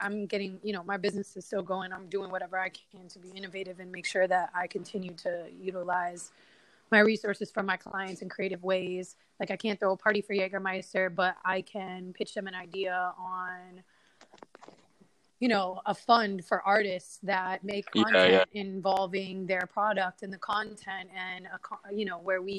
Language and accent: English; Miami, Florida, United States; I'm smoking a blunt, looking at the water, and I'm from Biscayne